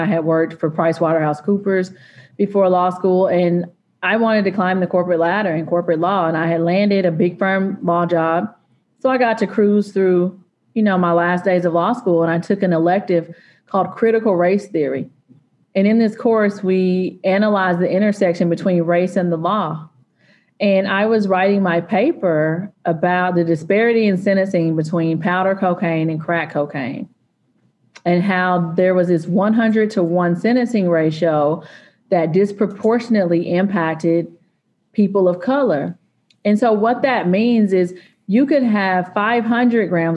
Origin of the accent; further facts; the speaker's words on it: East Texas, United States; I'm from East Texas